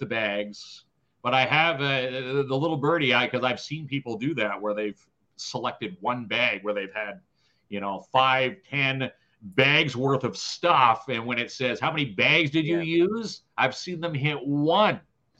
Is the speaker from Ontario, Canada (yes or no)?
yes; Ajax, Ontario, Canada; The parades when I grew up in Ajax.